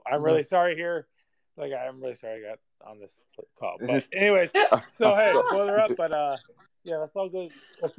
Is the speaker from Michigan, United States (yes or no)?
no; West Lafayette, Indiana, United States; and I grew up in West Lafayette, so like I was at all the Big Dogs games